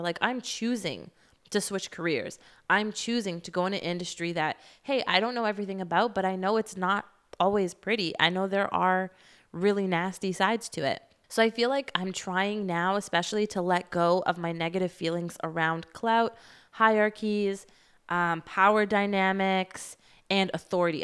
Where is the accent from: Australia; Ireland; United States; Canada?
Canada; I'm Canadian